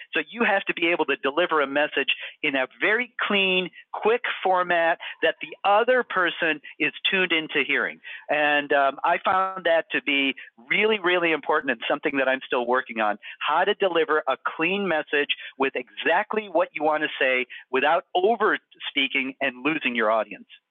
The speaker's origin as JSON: {"language": "English", "town": "Houghton", "region": "Michigan", "country": "United States", "tie": "born or raised there", "also_born_or_lived": "Massachusetts / San Diego, California", "moved": "yes", "lives_now": "Syracuse, United States", "said": "I grew up in Houghton, Michigan."}